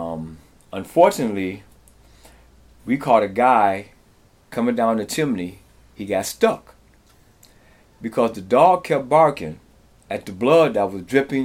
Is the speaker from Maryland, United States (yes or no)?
no; Detroit, Michigan, United States; moved away as an adult; also born or lived in New York / Los Angeles / Kingston, Jamaica; now in Appleton, United States; Moved here to get away from Detroit, which is a rough place to grow up in.